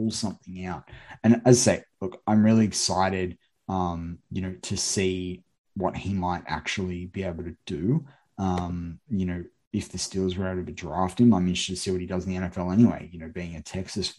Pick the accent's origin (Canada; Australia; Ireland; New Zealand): Australia; I'm obviously an Australian